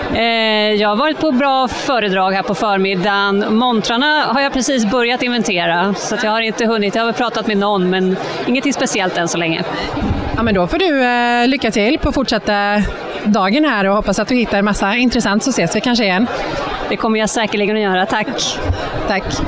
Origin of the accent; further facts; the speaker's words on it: Brunflo, Jämtland, Sweden; Jag är från Brunflo